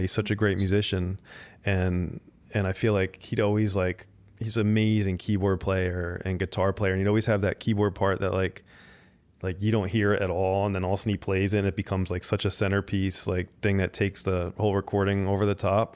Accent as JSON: {"language": "English", "region": "New Jersey", "country": "United States", "tie": "born or raised there", "moved": "as an adult", "lives_now": "Los Angeles, United States", "said": "I grew up in suburban Jersey"}